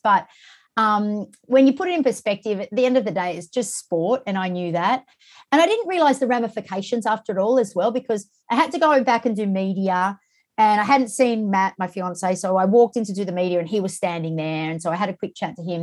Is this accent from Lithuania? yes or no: no; Australia; born or raised there